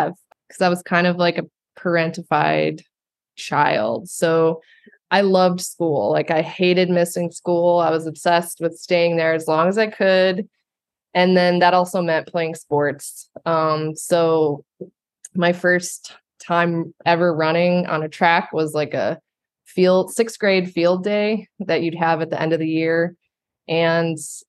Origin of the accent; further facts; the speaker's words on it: Ohio, United States; now in New York City, United States; I grew up in Ohio